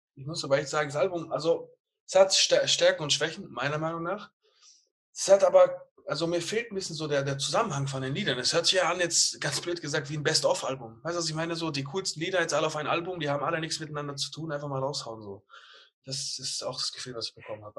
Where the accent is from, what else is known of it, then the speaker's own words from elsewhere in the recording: Bietigheim, Baden-Württemberg, Germany; ich komme aus Bietigheim.